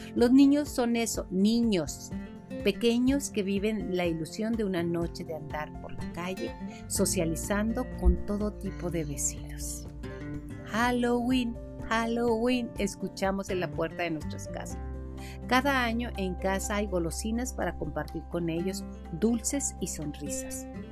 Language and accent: Spanish; Mexico; somos mexicanos, vivimos como mexicanos